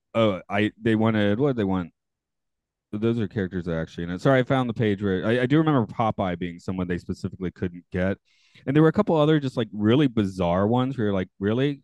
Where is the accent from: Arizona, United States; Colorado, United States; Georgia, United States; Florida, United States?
Georgia, United States; Atlanta; now in Japan; I'm from Atlanta, which has relatively terrible public transportation.